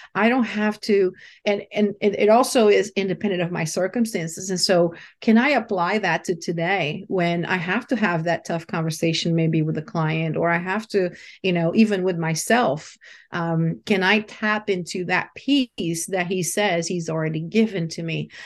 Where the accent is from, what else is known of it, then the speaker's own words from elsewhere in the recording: Brazil; moved away; also born or lived in London; I was born in Brazil and, uh, you know, raised in a, in a country where spirituality is everywhere